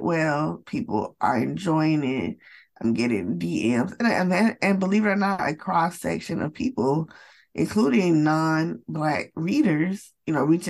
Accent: Atlanta, Georgia, United States; I am from the United States. I am from Atlanta, Georgia, in the United States.

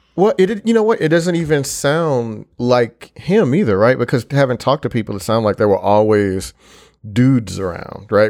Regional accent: Houston, Texas, United States; moved away as an adult; also born or lived in New York; I am originally from Houston, Texas

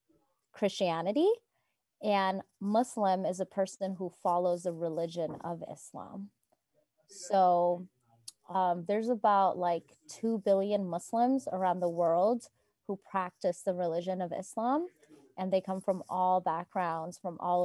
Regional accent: Marin, California, United States; I grew up here in Marin.

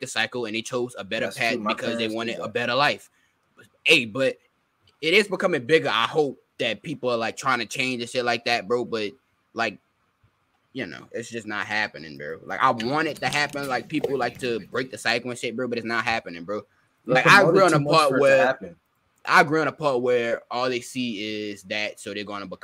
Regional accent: New Orleans, Louisiana, United States; I'm from New Orleans

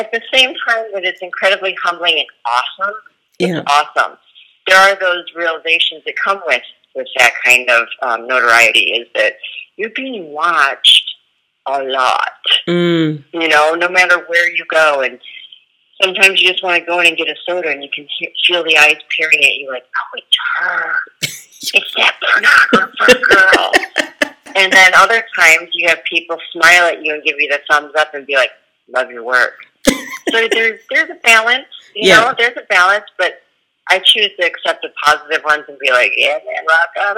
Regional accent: United States; I'm from America and I'm in a whole other country

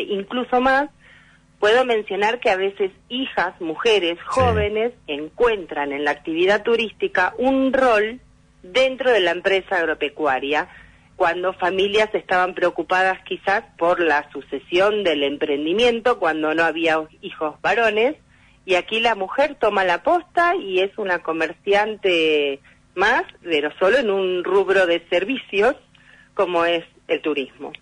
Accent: Coronel Suárez, Buenos Aires Province, Argentina; yo soy nacida en Coronel Suárez, y cuando regreso a mi ciudad, después de haber vivido en Buenos Aires

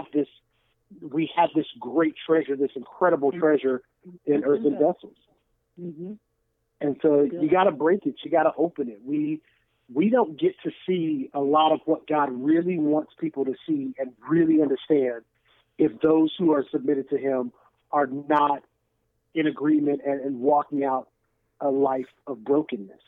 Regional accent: Kansas, United States; moved away as an adult; now in St. Louis, United States; I'm originally from Kansas. My church relocated here in 2005.

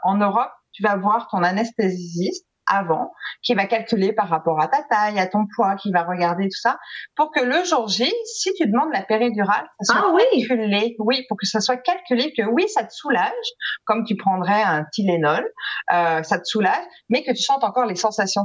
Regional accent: France; now in Quebec, Canada; je suis française

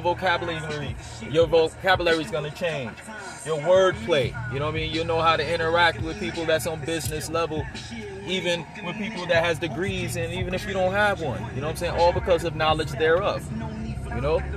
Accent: New York City, New York, United States; moved away as an adult; also born or lived in Miami, Florida / South Florida; now in Valrico, United States; I was born and raised in New York

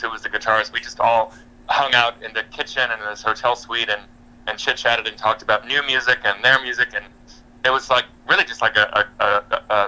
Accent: California, United States; I grew up in California

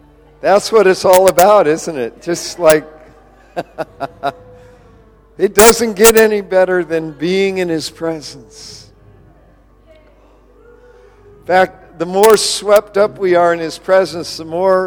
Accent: Sonora, California, United States; moved away as an adult; also born or lived in Santa Cruz, California / Pennsylvania; now in Brisbane, Australia; I grew up in the Sierra Nevadas and near Yosemite National Park. So I grew up with skiing and in a resort. I grew up in a resort town

